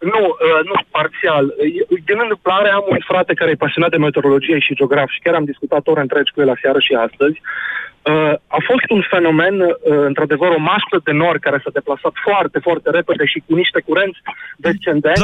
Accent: Arad, Arad County, Romania; Sunt din Arad

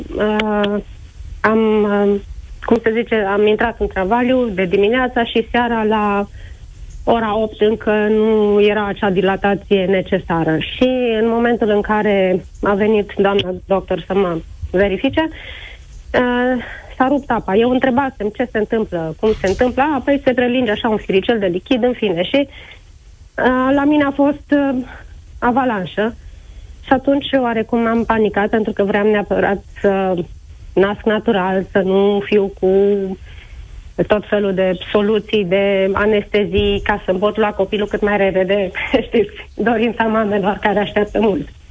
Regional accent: Oradea, Bihor County, Romania; am născut în Timișoara și sunt din Oradea

